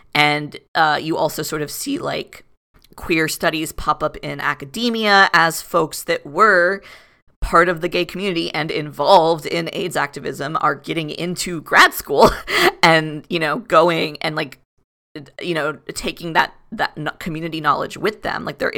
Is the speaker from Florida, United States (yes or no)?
yes; Florida, United States; born there; I was born in 93, so pre the advent of AZT, but I was born in Florida.